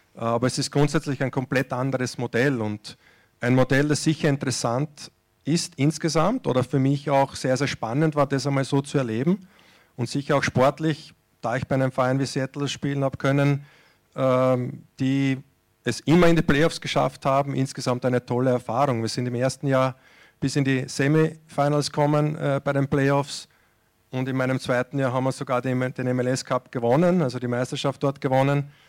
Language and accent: German; Austria; moved away as an adult; Ich bin jetzt äh, auch aus Österreich ja, 2006, 2006 weggegangen